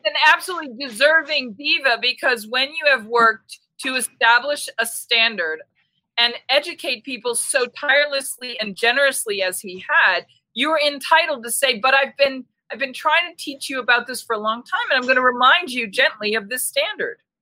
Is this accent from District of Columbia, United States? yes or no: no; Boston, Massachusetts, United States; moved away; I'm originally from Boston